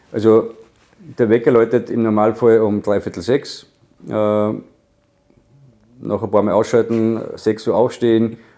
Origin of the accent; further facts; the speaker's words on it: Obernberg am Inn, Upper Austria, Austria; Ich bin am Tennisplatz aufgewachsen, nicht in Gurten, in Obenberg am Inn, wo ich geboren bin.